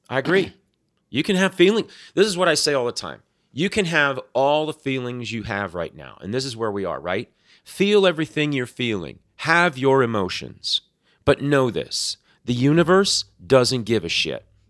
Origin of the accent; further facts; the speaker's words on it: South Florida, United States; moved away; when I was growing up in South Florida